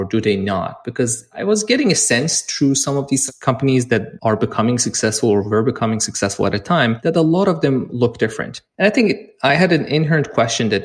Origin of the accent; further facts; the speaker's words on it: Iran; moved away as an adult; also born or lived in London; I'm originally from Iran, and I actually lived there and grew up there and started a little company back there